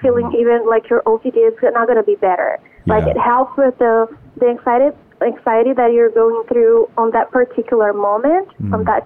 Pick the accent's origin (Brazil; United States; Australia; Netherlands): Brazil; moved away as an adult; now in Canada; I'm from Brazil